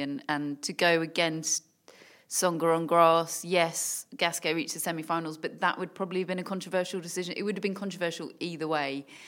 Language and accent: English; United Kingdom; as a Brit